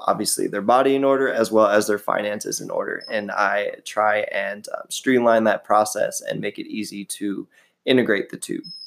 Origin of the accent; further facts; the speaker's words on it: San Diego, California, United States; now in Huntington Beach, United States; I am from San Diego. Um, I now live in the beautiful Huntington Beach, California